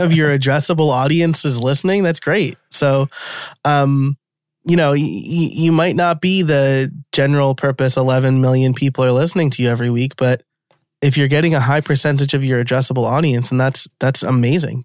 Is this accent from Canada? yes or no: no; New York, United States; born and raised in New York.